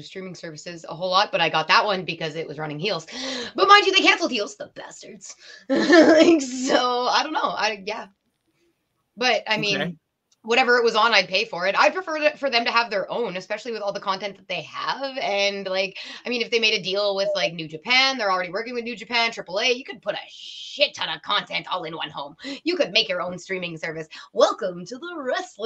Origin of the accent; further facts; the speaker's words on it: Canada; as a Canadian